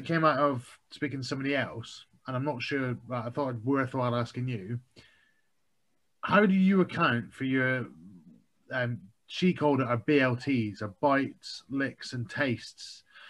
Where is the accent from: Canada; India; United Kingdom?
United Kingdom; Scotland; now in Bristol, United Kingdom; I'm from Scotland, live in Bristol, and I've never lived in Birmingham